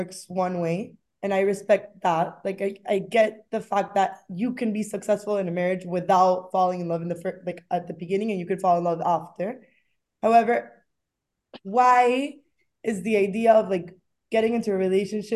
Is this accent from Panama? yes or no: yes; Panama; moved away as an adult; now in Boston, United States; I'm from Panama. I go to BU, Boston University